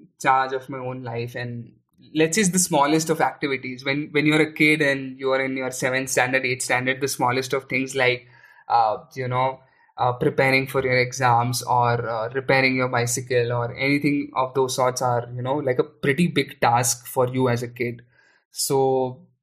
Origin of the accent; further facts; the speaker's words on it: Aurangabad, Maharashtra, India; I was born and brought up in Aurangabad, which is in Maharashtra